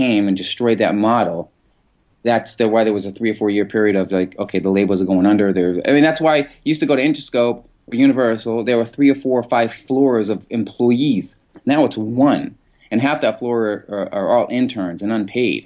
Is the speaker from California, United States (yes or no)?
no; Boston, Massachusetts, United States; Growing up in Massachusetts, that's in Boston